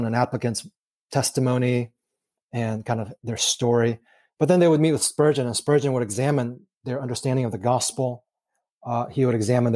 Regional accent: Texas, United States; now in Kansas City, United States; I grew up in Texas

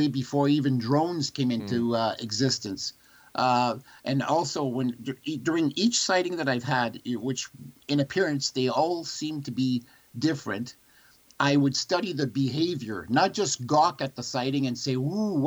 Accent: Sudbury, Ontario, Canada; I grew up near the Sudbury airport

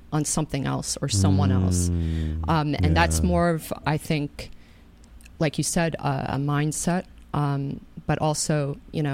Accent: Katonah, New York, United States; I grew up in Katona

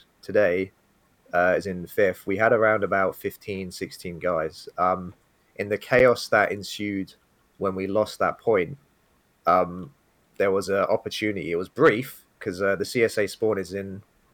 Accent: United Kingdom; being British and my accent

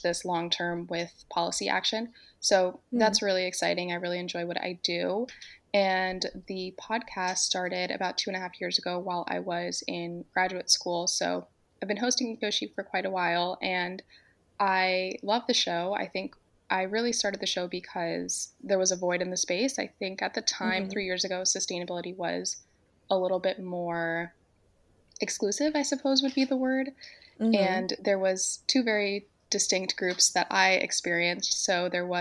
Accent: Miami, Florida, United States; moved away as an adult; also born or lived in North Carolina / Arizona; now in Georgia, United States; I am originally from Miami. And I grew up in Miami

